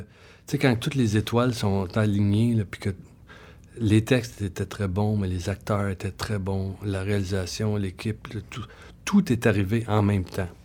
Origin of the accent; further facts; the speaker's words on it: Saint-Hyacinthe, Quebec, Canada; moved away; je viens de Saint-Hyacinthe. Hein, fait que je connaissais bien ma ville